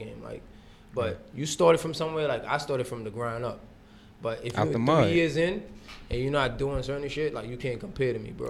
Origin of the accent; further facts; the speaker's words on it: St. Vincent & Grenadines; So I'm tough. Like, and I'm from the Caribbean, so.